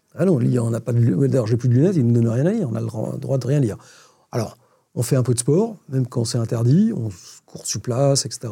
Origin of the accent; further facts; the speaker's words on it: France; On a cette chance, en tant que Français